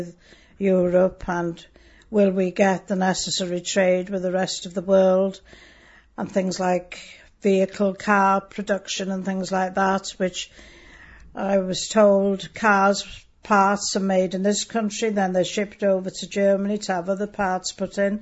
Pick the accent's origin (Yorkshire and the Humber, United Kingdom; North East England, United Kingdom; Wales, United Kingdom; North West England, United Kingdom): Wales, United Kingdom; first language Welsh; English is a second language; Yes, I was, yes. I couldn't speak English till I went to school when I was nearly five.